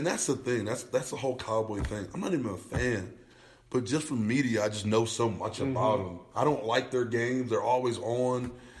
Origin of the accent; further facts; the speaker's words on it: Buffalo, New York, United States; now in Colorado, United States; I'm a Buffalo native, mm-hmm. the only fan I've ever been of a football team outside of the Broncos, obviously growing up in Buffalo